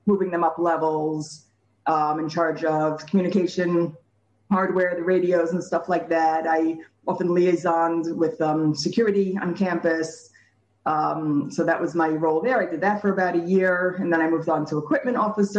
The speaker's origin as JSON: {"language": "English", "town": "New York City", "region": "New York", "country": "United States", "tie": "born or raised there", "moved": "yes", "lives_now": "Beit Shemesh, Israel", "said": "I grew up in Brooklyn"}